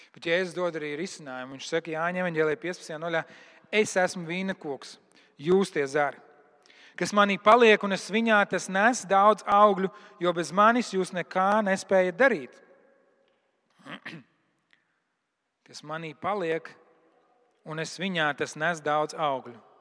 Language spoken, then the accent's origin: Latvian; Latvia; Es esmu kristietis no Latvijas